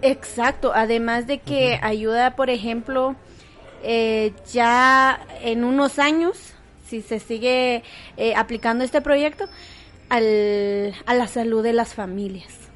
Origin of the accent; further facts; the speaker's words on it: Guatemala; nuestro país